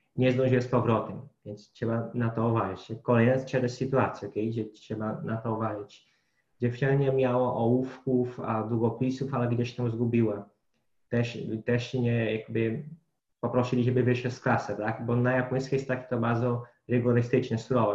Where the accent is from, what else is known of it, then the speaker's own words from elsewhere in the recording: Brazil; Polish is a second language; moved away; bo jako Brazylijczyk